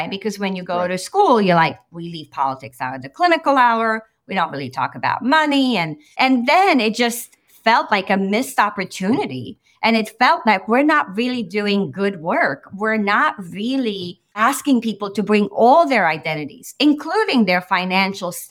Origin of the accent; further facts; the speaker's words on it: Romania; moved away; I came from Romania. I came from Romania where it was a communist country. Ceausescu was in power, and we sort of escaped.